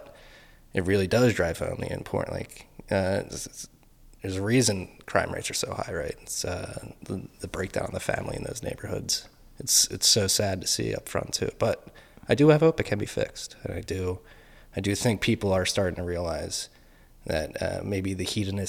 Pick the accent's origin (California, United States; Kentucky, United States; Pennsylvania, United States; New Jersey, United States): Pennsylvania, United States; Philadelphia; accent: Philly; That's my Philly accent.